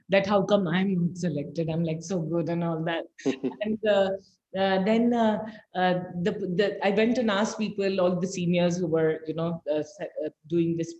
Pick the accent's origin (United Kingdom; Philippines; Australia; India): India; Bihar; moved away as an adult; also born or lived in Patna / Bombay; now in Bangalore, India; I grew up in Bihar